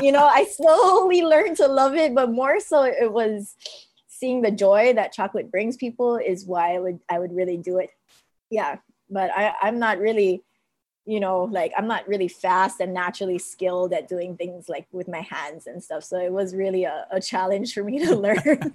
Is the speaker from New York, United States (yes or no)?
no; Mililani, Hawaii, United States; from Mililani, Mililani High School